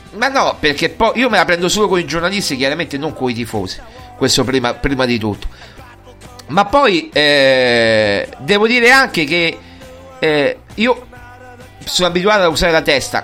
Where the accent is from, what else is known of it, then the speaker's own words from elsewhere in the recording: Lazio, Italy; sono del Lazio